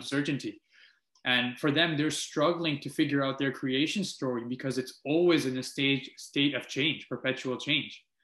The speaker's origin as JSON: {"language": "English", "town": "Multan", "region": "Punjab", "country": "Pakistan", "tie": "born or raised there", "moved": "yes", "lives_now": "Canada", "said": "I was born in Multan, Pakistan, um, which I can't shed away. And now here I am as a Canadian"}